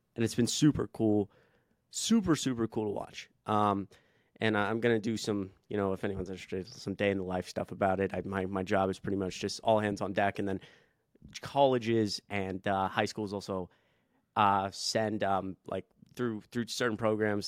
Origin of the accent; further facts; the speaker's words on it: Atlanta, Georgia, United States; I grew up in Atlanta